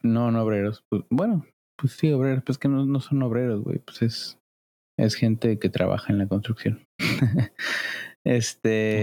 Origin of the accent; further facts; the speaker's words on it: Cancún, Quintana Roo, Mexico; yo soy de Cancún